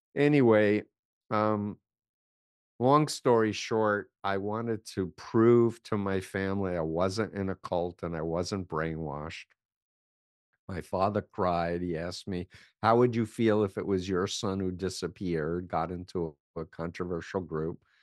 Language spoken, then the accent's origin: English; New York City, New York, United States; I grew up in New York, in Flushing, Queens